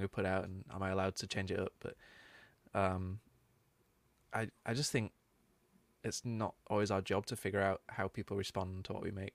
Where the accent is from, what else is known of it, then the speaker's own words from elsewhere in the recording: Manchester, North West England, United Kingdom; growing up in Manchester is a big music city